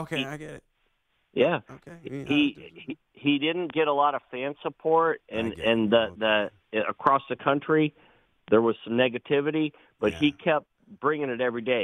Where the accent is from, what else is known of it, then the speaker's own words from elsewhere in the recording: Cleveland, Ohio, United States; now in Myrtle Beach, United States; I'm from Cleveland